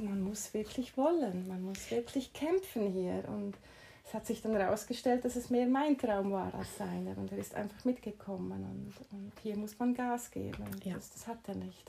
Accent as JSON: {"language": "German", "country": "Switzerland", "tie": "born or raised there", "moved": "as an adult", "lives_now": "Mallorca, Spain", "said": "dass ich in der Schweiz groß geworden bin und meine Ausbildung gemacht habe"}